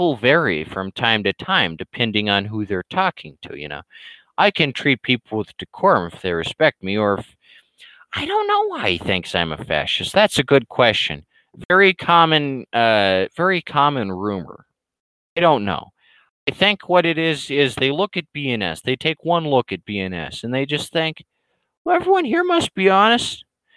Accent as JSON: {"language": "English", "country": "United States", "said": "an American"}